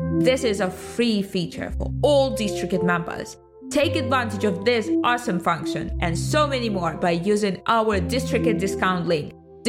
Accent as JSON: {"language": "English", "country": "Russia", "said": "I'm from Russia"}